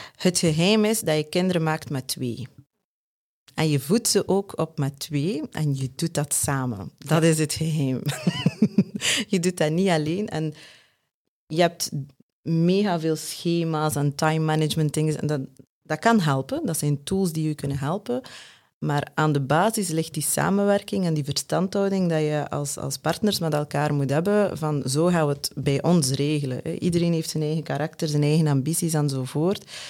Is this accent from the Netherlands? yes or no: no; West Flanders, Belgium; als West-Vlaming